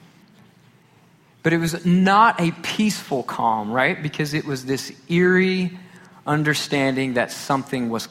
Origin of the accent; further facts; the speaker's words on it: Garland, Texas, United States; growing up here in North Texas, growing up in Garland